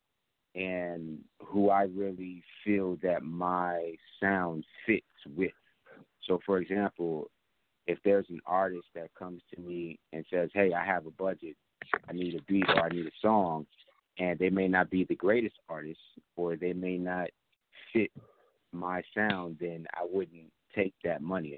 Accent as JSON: {"language": "English", "town": "New York City", "region": "New York", "country": "United States", "moved": "yes", "lives_now": "Atlanta, United States", "said": "I'm from Queens, New York"}